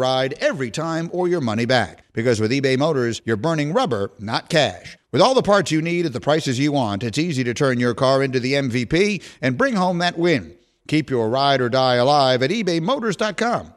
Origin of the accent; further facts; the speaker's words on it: New York, United States; moved away as an adult; also born or lived in Chicago; I grew up in New York and then I grew up again in Chicago